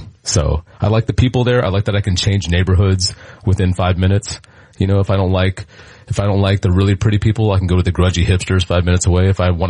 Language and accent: English; Garland, Texas, United States; also born or lived in Richardson; I grew up around here. I went to school and I grew up in Garland, but because of redistricting, I went to high school in Richardson.